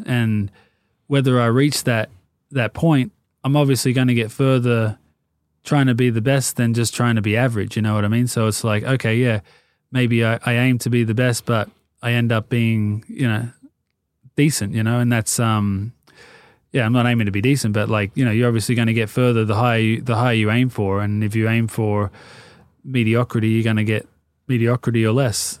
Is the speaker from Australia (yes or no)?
yes; Sydney, New South Wales, Australia; moved away as an adult; now in Los Angeles, United States; I grew up in Sydney, um, well, Marrickville, and then we moved down to the Sutherland Shire